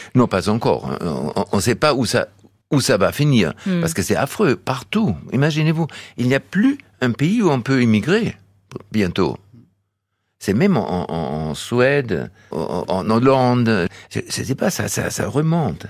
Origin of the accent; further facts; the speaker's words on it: Donaueschingen, Baden-Württemberg, Germany; French is a second language; now in Barjac, France; Quand j'étais né, c'était dans, le, dans les caves de l'hôpital à Donaueschingen